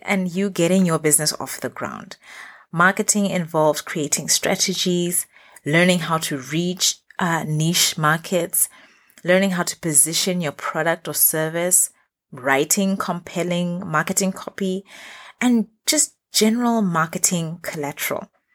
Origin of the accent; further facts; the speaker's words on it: Botswana; moved away as an adult; now in Middle East; I've run businesses in the Middle East where I've lived for the past 10 years, as well as in my home country, Botswana